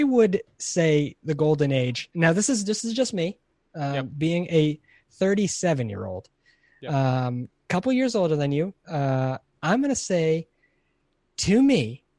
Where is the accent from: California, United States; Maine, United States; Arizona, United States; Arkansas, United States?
California, United States; Hollywood; My hometown, Hollywood, California.